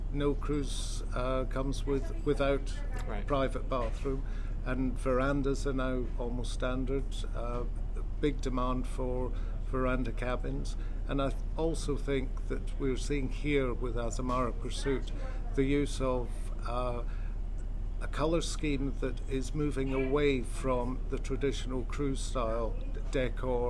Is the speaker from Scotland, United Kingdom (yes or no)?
yes; Scotland, United Kingdom; Living in Scotland, being a Scot